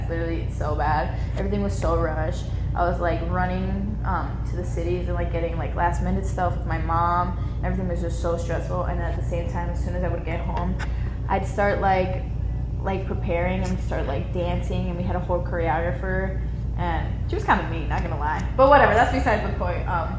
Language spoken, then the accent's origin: English; Illinois, United States; born there; Yeah, I was born in Illinois originally.